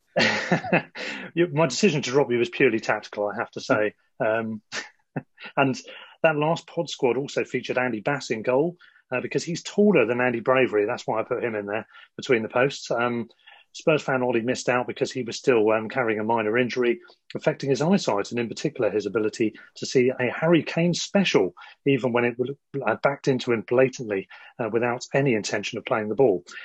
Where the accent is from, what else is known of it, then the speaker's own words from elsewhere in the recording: Worthing, South East England, United Kingdom; now in London, United Kingdom; same as me originally